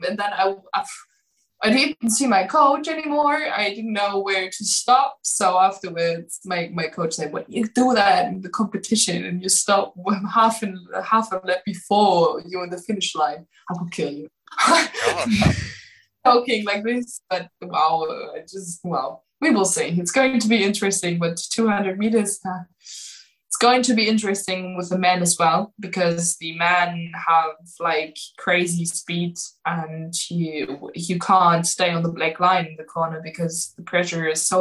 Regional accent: Magdeburg, Saxony-Anhalt, Germany; English is a second language; moved away as an adult; now in Erfurt, Germany; I'm from Magdeburg. It's Sachsen-Anhalt.

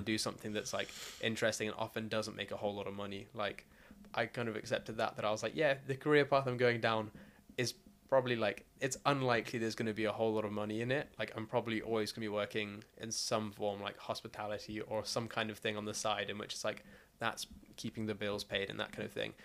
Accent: South Africa; now in United Kingdom; I'm South African and I'm white, so therefore, off the bat, the fact that I had food on my table means that I'm in top one percent. Like, most of the country live below the breadline.

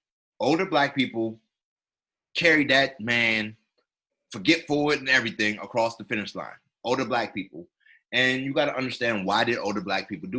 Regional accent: South Carolina, United States; I'm from South Carolina

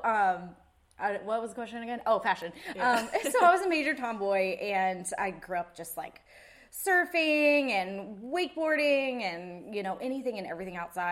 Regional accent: Wrightsville Beach, North Carolina, United States; moved away; also born or lived in California; I grew up in Wrightsville Beach

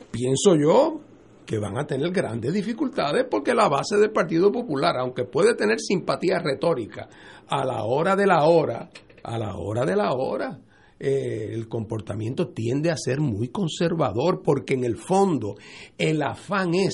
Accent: Puerto Rico; estamos en la discusión ideológica porque todos somos puertorriqueños.

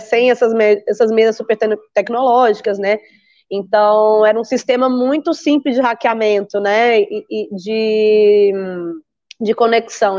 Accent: Brazil; moved away as an adult; Essa sou eu, brasileira, atravessando continentes

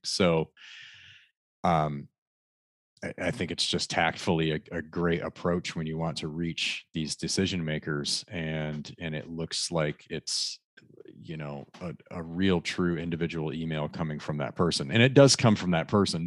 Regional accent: Michigan, United States; I grew up in hunting in Michigan all my life

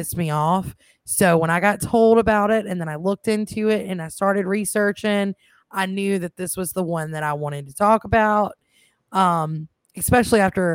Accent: Mississippi, United States; accent: Southern; I sound like cornbread, so obviously I'm from the South. I am actually from Mississippi

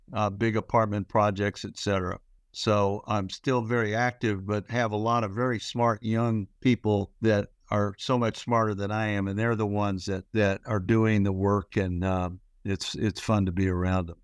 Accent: Houston, Texas, United States; moved away as an adult; also born or lived in Memphis, Tennessee / Georgia Tech, Atlanta; I grew up in Texas. Uh, I was born in Memphis, Tennessee, but raised in Houston.

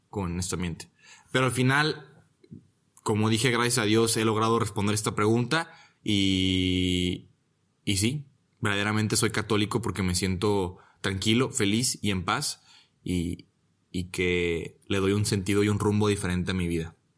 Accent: Guadalajara, Jalisco, Mexico; moved away as an adult; also born or lived in Monterrey, Nuevo León; now in Rome, Italy; Soy de Monterrey, Nuevo León. Pero disque, ¿no? La verdad es de que toda mi vida he vivido en, en Guadalajara. Soy más tapateo que nada

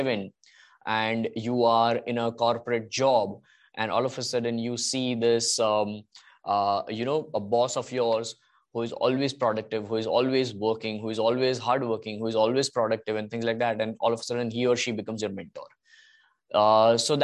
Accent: India; being Indian

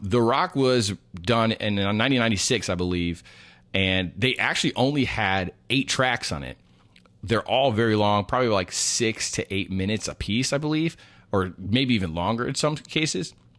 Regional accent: New York, United States; when I was born in New York

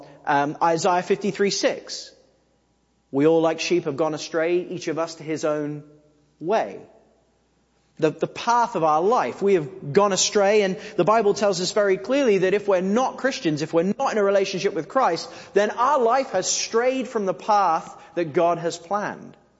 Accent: England, United Kingdom; we're English

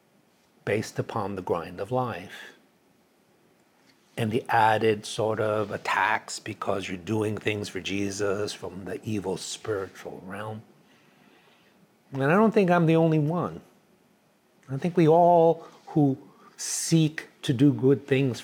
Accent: New York City, New York, United States; also born or lived in Dallas, Texas / Chicago; now in California, United States; I grew up in New York City

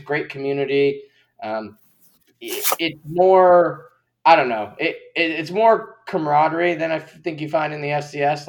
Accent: Spokane, Washington, United States; I was originally from Spokane

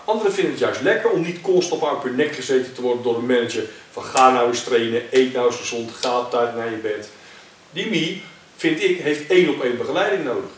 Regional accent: Netherlands; Eh, ik kom uit Nederland. Hier is mijn basis

